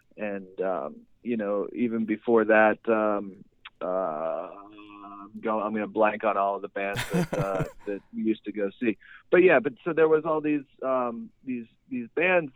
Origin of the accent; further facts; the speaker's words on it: Shaler, Pennsylvania, United States; now in Pittsburgh, United States; I'm actually from Shaler, so bit outside the city